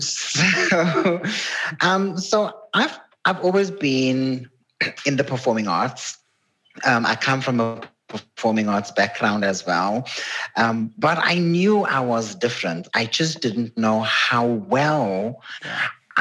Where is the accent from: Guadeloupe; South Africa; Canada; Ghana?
South Africa; Durban, KwaZulu-Natal; Growing up in a, you know, black community, was a colored community where I grew up in Durban